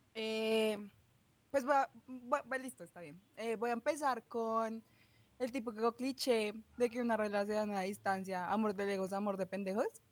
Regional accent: Bogotá, Colombia; accent: rolo; por ser rola y por mi acento

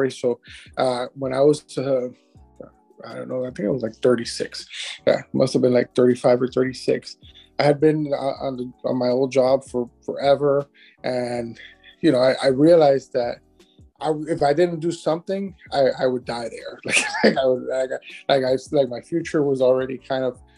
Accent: Miami, Florida, United States; also born or lived in Cuba; I've grown up here in Miami, so I've been here pretty much my entire life. Uh, Miami, Miami native

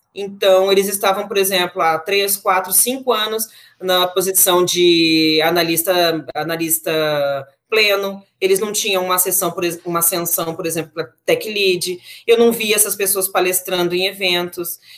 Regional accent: Brasília, Federal District, Brazil; moved away; nascida e criada em Brasília, capital do Brasil

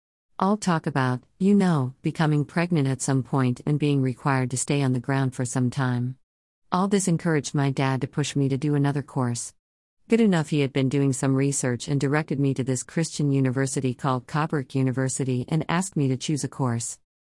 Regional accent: Kenya; I am from Kenya.

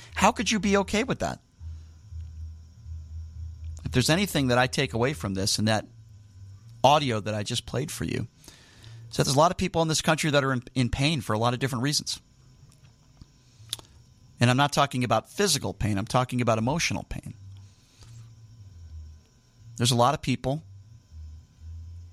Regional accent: United States; as an American

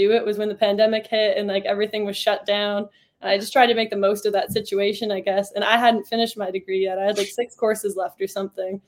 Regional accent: Newfoundland and Labrador, Canada; moved away as an adult; also born or lived in Toronto; So I grew up playing. I played like as high of a level as you could where I was from. I'm from Newfoundland in Canada

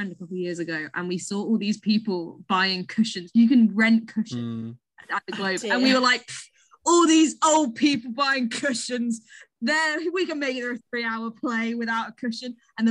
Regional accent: Colchester, East of England, United Kingdom; so I'm from Colchester.

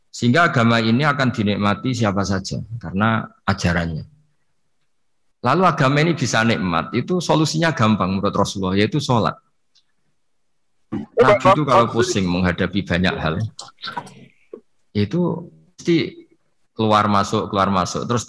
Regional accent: Pantura, Indonesia; Kalau bahasa orang Pantura, saya ini orang Pantura, jadi kalau ngomong lebih lebih keras, lebih vulgar.

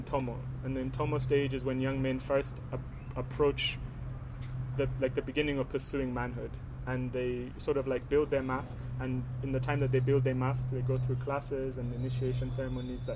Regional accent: Uganda; we come from Uganda

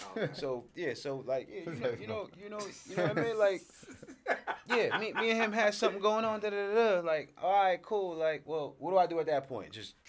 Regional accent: New Jersey, United States; I'm from Jersey. Right. We're from different parts of Jersey.

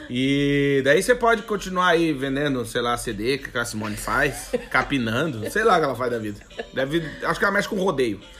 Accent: Rio Grande do Sul, Brazil; Eu até tô tomando um chimarrão, porque porque sou gaúcho, né?

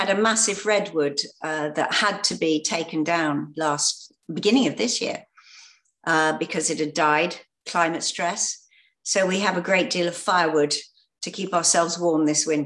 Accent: the county directly below London, South East England, United Kingdom; this was where I grew up. Um, and I had no intentions of ever coming back to this area ever again. I thought it was beautiful, but it wasn't for me. I'd moved to London.

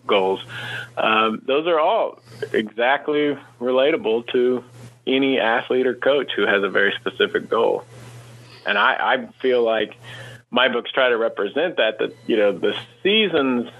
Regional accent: Kansas, United States; I grew up in Kansas and went to college at Kansas State

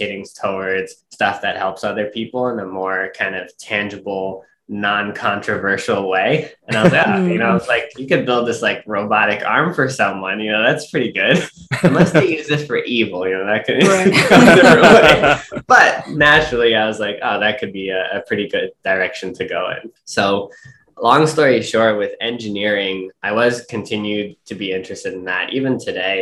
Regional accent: New York City, New York, United States; I grew up in Brooklyn, New York

